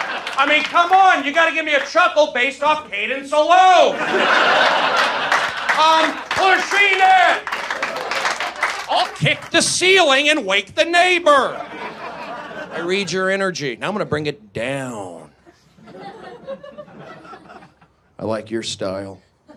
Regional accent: the Valley, California, United States; I'm from the Valley, 818 till I die.

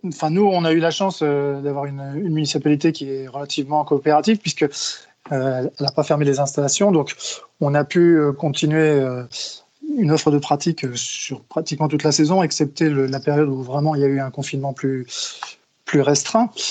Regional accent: Brittany, France; moved away; also born or lived in Paris region; je suis originaire de Bretagne, donc j'ai plutôt joué là-bas quand j'étais jeune.

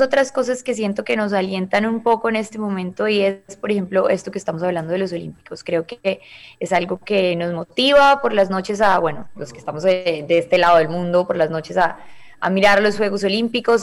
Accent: Cali, Valle del Cauca, Colombia; now in Miami, United States; en Cali, de donde yo soy

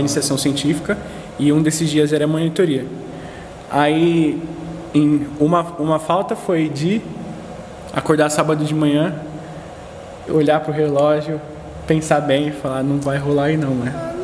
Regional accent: São Paulo, Brazil; E eu sou do Jabaquara

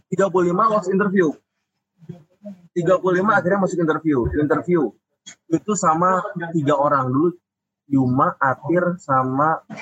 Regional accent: Jakarta, Indonesia; moved away as an adult; now in Bandung, Indonesia; ketika masuk ke Bandung kan gue dari Jakarta ya eh. pindah ke Bandung buat kuliah

